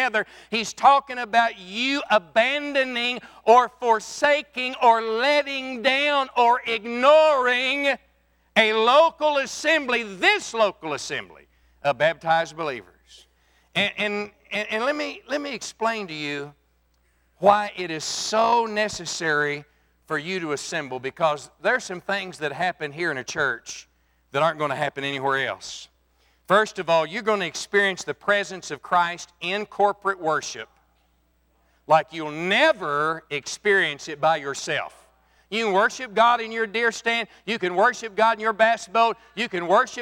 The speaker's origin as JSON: {"language": "English", "region": "Texas", "country": "United States", "said": "I'm from Texas"}